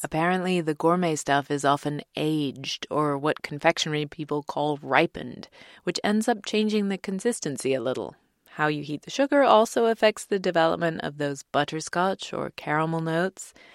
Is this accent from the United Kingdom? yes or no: yes; England, United Kingdom; born or raised there; moved away